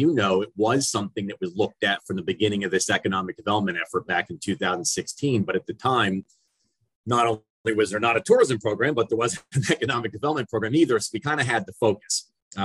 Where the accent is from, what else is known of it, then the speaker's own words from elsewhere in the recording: United States; moved away as an adult; also born or lived in Philadelphia, Pennsylvania / New Jersey / Ohio / Indiana; now in Hunterdon County, New Jersey, United States; I grew up in Philadelphia and New Jersey, and really wanted to take my career back home